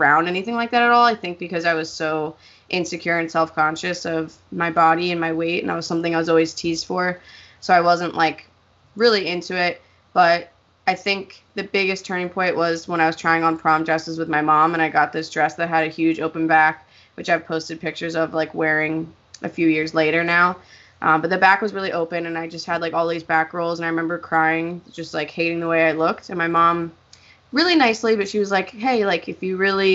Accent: Pennsylvania, United States; I'm from Pennsylvania.

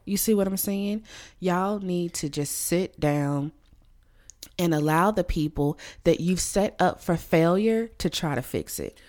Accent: Louisiana, United States; moved away; my home state of Louisiana

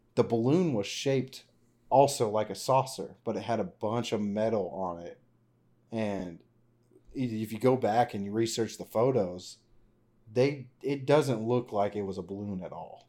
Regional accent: Roswell, New Mexico, United States; I was born in Roswell, nineteen ninety-four.

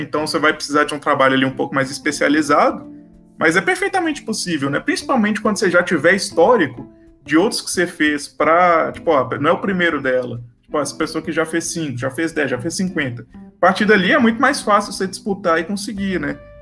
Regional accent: Brazil; accent: Brazilian; Eu tenho sotaque de brasileiro

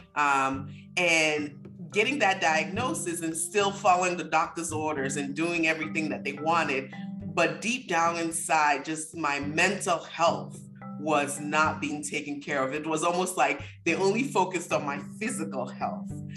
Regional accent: Nigeria; growing up in Nigeria, it's almost like we don't want to talk about anything bad

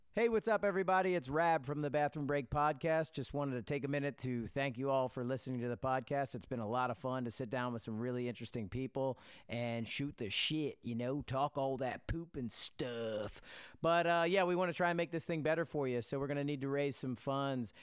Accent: Pennsylvania, United States; I grew up in Pennsylvania, not too far from you know, West Virginia

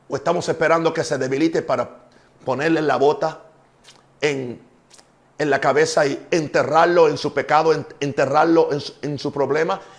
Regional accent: Puerto Rico; also born or lived in United States; Yo soy puertorriqueño. También me dicen gringo porque vengo de Estados Unidos.

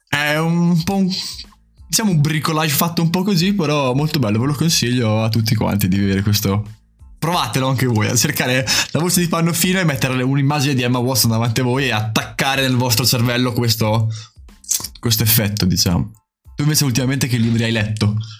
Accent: Emilia-Romagna, Italy; accent: romagnolo; Sono dell'Emilia Romagna

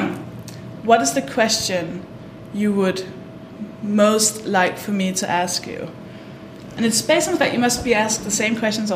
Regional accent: Denmark; moved away as an adult; now in United Kingdom; I'm from Denmark

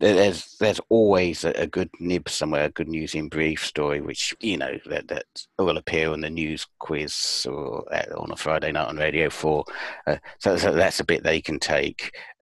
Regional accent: United Kingdom; Yeah, I mean, as a British thing goes, it is very British that we can laugh at ourselves

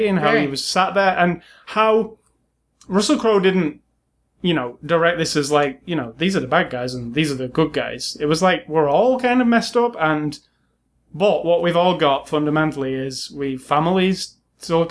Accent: England, United Kingdom; I'm from England, and we learn nothing about American history. And, well, didn't then anyway, when I was in the school in the 80s.

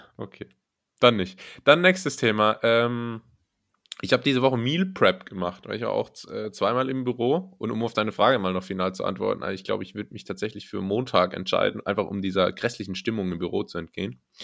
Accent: Berlin, Germany; ich als Berliner

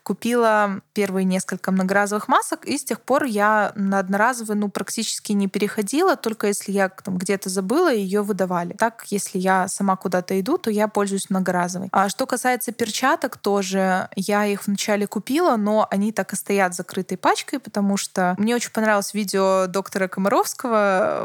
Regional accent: Baranovichi, Brest Region, Belarus; я родилась в Барановичах и жила в Барановичах

